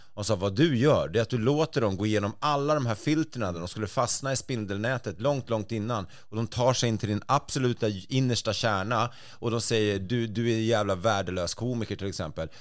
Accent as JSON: {"language": "Swedish", "town": "Stockholm", "region": "Stockholm County", "country": "Sweden", "said": "jag var stockholmare"}